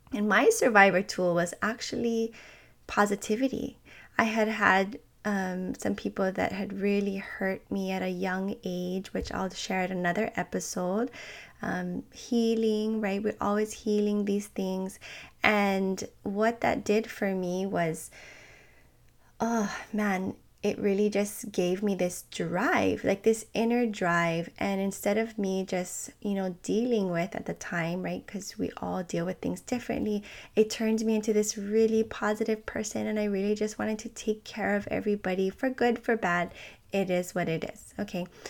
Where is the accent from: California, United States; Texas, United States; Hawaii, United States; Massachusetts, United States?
Hawaii, United States; I'm from Hawaii